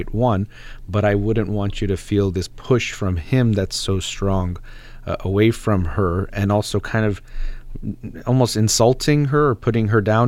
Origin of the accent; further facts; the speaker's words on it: United States; I'm Iranian as far as background goes and my parents, but I was born and raised in the United States